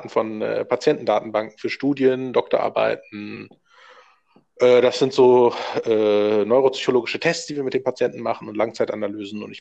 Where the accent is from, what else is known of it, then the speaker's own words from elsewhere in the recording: Düsseldorf, North Rhine-Westphalia, Germany; also born or lived in Berlin; Ich bin hier in der Gegend aufgewachsen. Und äh, war mal zwischenzeitlich in Berlin auch und dann wieder zurück äh, nach Düsseldorf zu kehren.